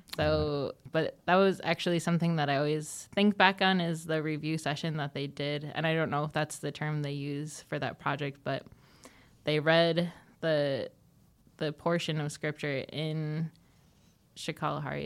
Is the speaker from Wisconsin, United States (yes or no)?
yes; Neenah, Wisconsin, United States; moved away; I was born and raised in Neenah, Wisconsin